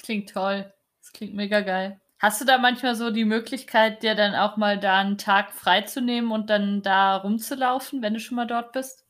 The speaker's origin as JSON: {"language": "German", "region": "East Germany", "country": "Germany", "tie": "born or raised there", "moved": "yes", "said": "ich bin in Ostdeutschland aufgewachsen"}